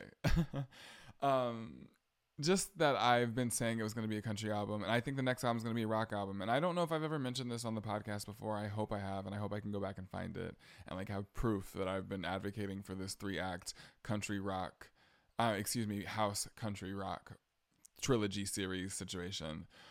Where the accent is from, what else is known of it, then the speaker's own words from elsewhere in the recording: the South, United States; I'm from the South